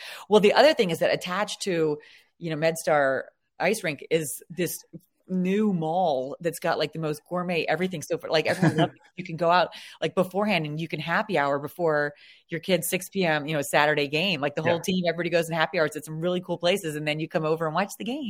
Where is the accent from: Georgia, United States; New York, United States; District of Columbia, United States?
District of Columbia, United States; Washington; And we're from Washington, D.C. area.